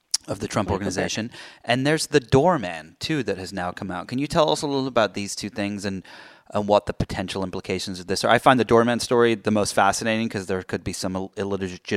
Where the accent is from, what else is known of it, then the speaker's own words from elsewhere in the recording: United Kingdom; I'm British